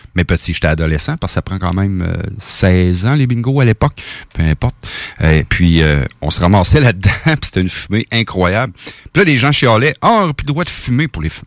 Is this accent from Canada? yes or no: yes; Portneuf region, Quebec, Canada; je suis natif de la région de Portneuf